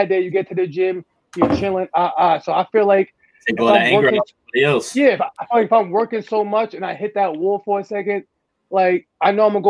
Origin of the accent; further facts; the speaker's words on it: Amityville, New York, United States; I'm from Amityville